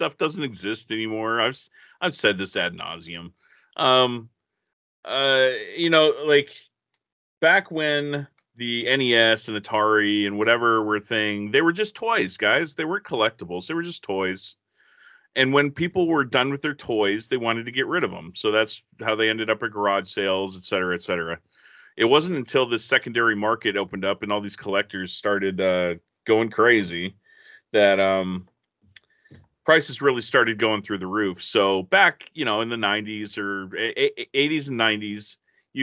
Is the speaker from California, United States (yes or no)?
yes; California, United States; in California, I grew up in California